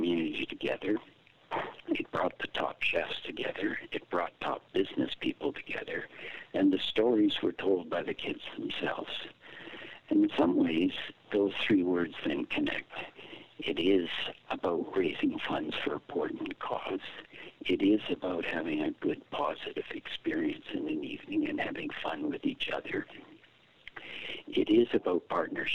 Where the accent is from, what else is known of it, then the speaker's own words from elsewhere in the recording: Toronto, Ontario, Canada; also born or lived in Trinidad / Chicago; You and I grew up in Toronto when it was a white city.